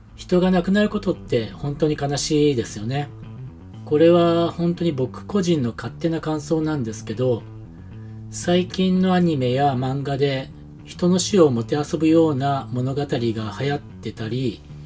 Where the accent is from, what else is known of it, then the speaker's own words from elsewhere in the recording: Japan; moved away as an adult; now in New Zealand; 日本で生まれ育った僕